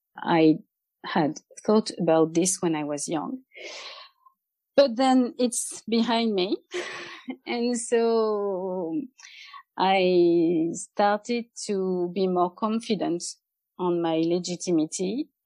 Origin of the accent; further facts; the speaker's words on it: France; also born or lived in Nantes, France; I'm from France. I live in Nantes, which is a town on the west coast. Not on the west coast, but not far from the west coast in France.